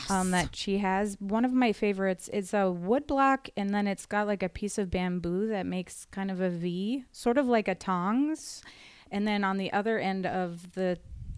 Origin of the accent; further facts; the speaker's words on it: Montana, United States; my home state, Montana